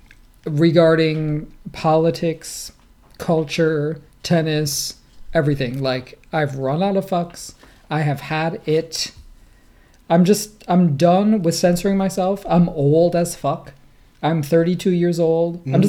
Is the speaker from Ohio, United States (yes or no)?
yes; Cleveland, Ohio, United States; I'm from Cleveland.